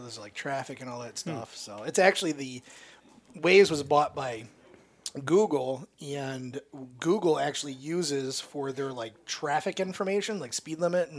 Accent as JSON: {"language": "English", "region": "Michigan", "country": "United States", "said": "we're from Michigan"}